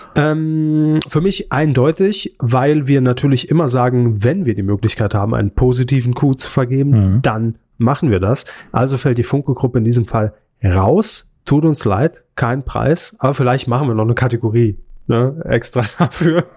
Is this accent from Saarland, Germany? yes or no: yes; Saarland, Germany; moved away; Bin ja kein Saarländer mehr